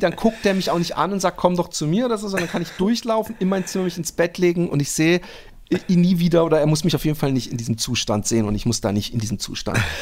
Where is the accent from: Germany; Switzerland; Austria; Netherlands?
Netherlands; bei uns in Holland